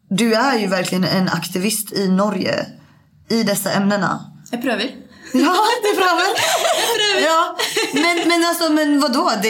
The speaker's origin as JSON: {"language": "Swedish", "country": "Sweden", "said": "jag som svensk"}